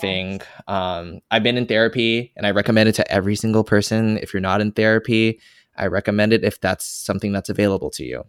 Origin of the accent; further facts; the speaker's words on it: Fremont, California, United States; I grew up in Fremont, California, a Asian ass city.